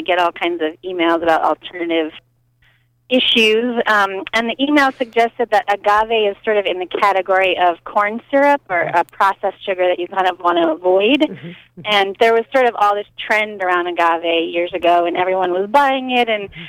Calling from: Morrill, United States

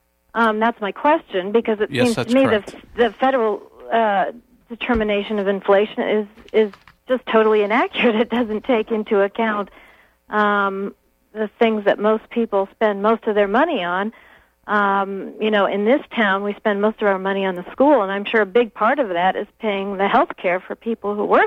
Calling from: Stonington, Maine, United States; I'm calling from Stonington

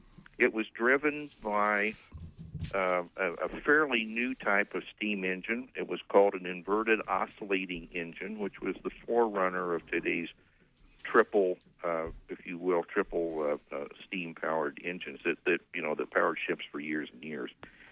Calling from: Beaufort, South Carolina, United States; I'm calling from Beaufort, South Carolina.

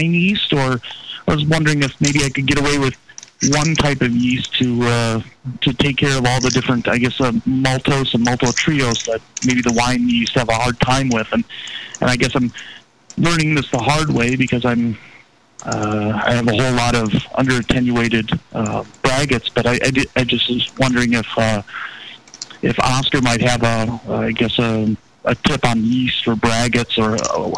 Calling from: Minneapolis, Minnesota, United States; from Minneapolis.

